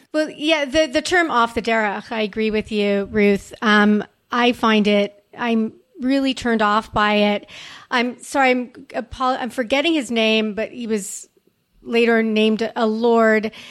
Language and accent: English; Montreal, Quebec, Canada; when I grew up in Montreal